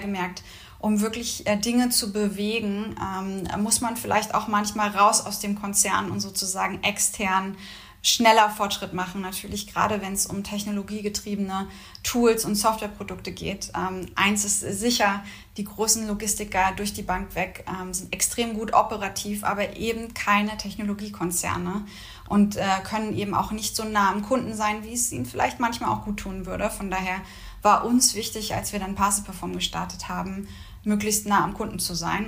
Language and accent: German; Mecklenburg-Vorpommern, Germany; moved away as an adult; also born or lived in Berlin / Singapore; Wir sind beide aus Norddeutschland, beide aus Mecklenburg-Vorpommern